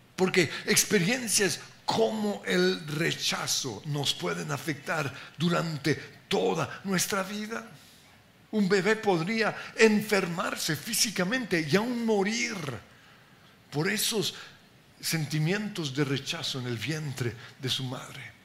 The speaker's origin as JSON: {"language": "Spanish", "country": "Colombia", "said": "porque somos colombianos"}